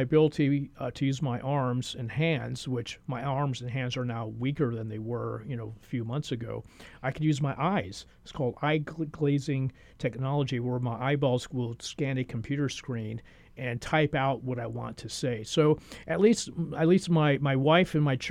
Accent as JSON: {"language": "English", "town": "San Juan", "country": "Puerto Rico", "tie": "born or raised there", "also_born_or_lived": "Central Texas / Orlando / Florida", "moved": "yes", "lives_now": "Honolulu, United States", "said": "I grew up in beautiful San Juan, Puerto Rico."}